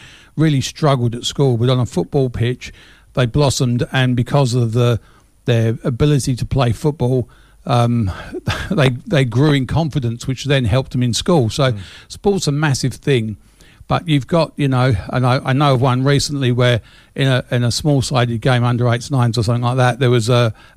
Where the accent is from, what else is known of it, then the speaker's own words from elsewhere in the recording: England, United Kingdom; now in Australia; when I was growing up in England